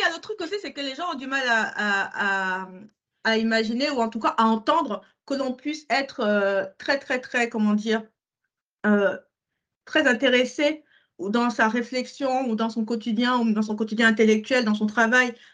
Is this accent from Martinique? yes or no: no; Cameroon; en tant que Camerounais.